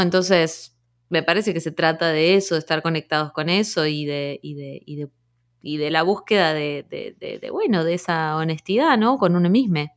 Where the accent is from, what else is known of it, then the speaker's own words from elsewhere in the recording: Rosario, Santa Fe, Argentina; moved away as an adult; also born or lived in Trelew / Buenos Aires / New York; nací en Trelew, pero me crié en Rosario